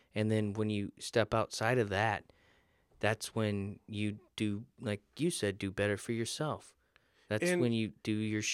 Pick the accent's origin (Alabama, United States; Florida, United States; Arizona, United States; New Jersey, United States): Florida, United States; I grew up in Florida near the beach, so it was very important that I learned to swim.